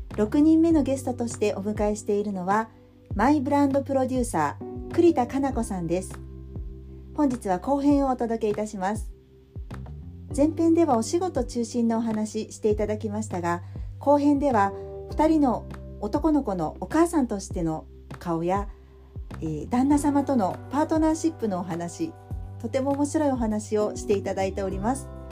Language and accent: Japanese; Tokyo, Japan; moved away as an adult; also born or lived in Kansai; 東京生まれ